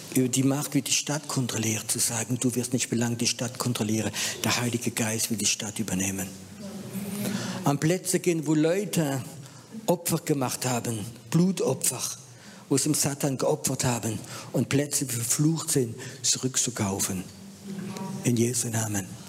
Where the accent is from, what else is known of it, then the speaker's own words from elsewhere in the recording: France; moved away; Ich bin halt Franzose